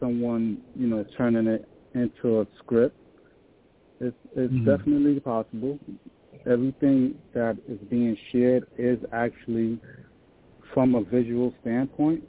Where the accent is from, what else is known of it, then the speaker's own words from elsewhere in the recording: New York City, New York, United States; I grew up in Brooklyn, New York.